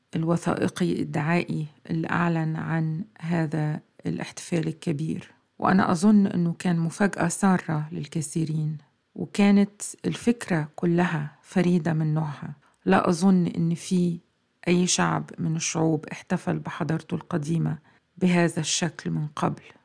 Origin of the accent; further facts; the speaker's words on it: Egypt; مننا كمصريين